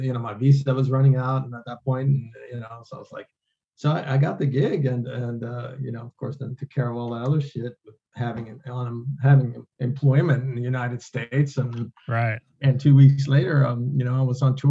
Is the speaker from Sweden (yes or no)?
yes; Sweden; now in United States; I came over from Sweden